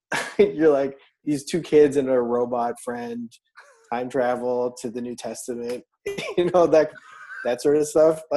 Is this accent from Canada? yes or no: no; Philippines; I grew up in the Philippines, in a, I would say like an average household, which translates as very Catholic to everyone else.